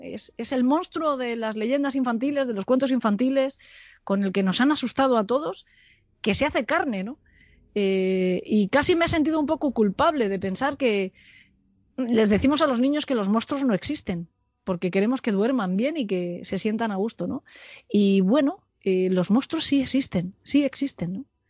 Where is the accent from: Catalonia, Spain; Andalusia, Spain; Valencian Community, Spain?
Valencian Community, Spain; Alicante; moved away as an adult; also born or lived in Salamanca; yo soy de Alicante y estudié en Salamanca